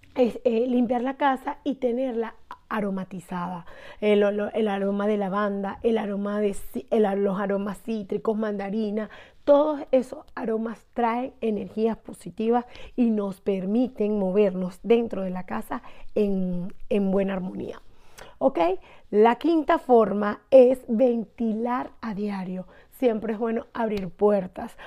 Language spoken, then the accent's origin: Spanish; Barquisimeto, Lara, Venezuela; soy de Venezuela, de Barquisimeto